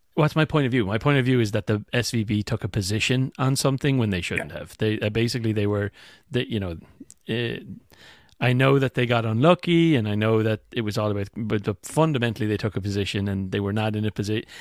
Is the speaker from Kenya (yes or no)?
no; Ireland; moved away